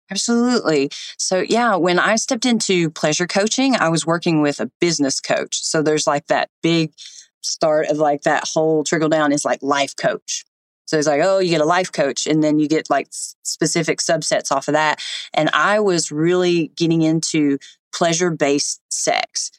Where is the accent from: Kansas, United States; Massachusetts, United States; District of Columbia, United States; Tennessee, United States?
Tennessee, United States; East; I grew up in East Tennessee